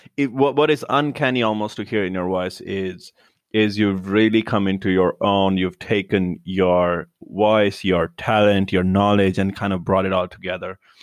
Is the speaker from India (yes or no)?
yes; India; moved away as an adult; now in Los Angeles, United States; I was born in India, And then I moved here, like, three years ago.